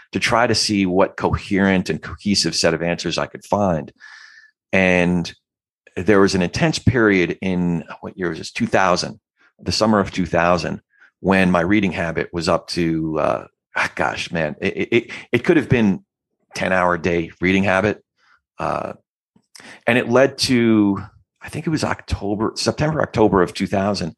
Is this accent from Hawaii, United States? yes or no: no; Freehold, New Jersey, United States; also born or lived in New York / Brooklyn (family); Freehold, New Jersey and the surrounding area. That's my hometown.